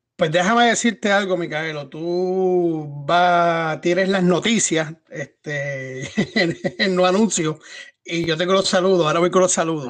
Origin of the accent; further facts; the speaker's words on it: Puerto Rico; No solamente de Puerto Rico, somos puertorriqueños